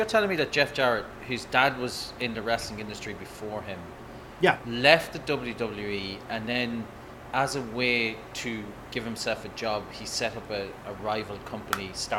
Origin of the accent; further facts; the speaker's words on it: Ireland; because I'm living in Ireland, I'm Irish